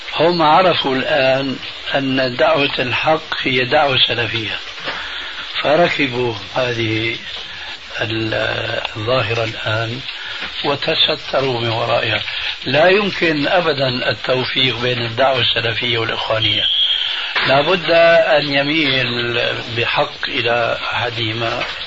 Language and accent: Arabic; Damascus, Damascus Governorate, Syria; عندنا في دمشق الشام